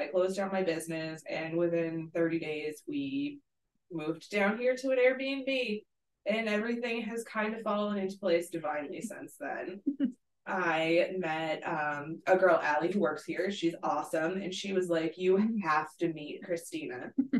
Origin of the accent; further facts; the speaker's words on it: Massachusetts, United States; moved away as an adult; now in Alabama, United States; I'm originally from Massachusetts